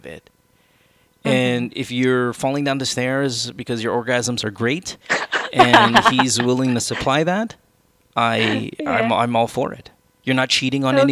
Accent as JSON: {"language": "English", "town": "Manila", "region": "Metro Manila", "country": "Philippines", "moved": "yes", "lives_now": "United States", "said": "our English is you can tell where we come from in Manila, right? You and I, or in the Philippines, because our English is a different kind of English."}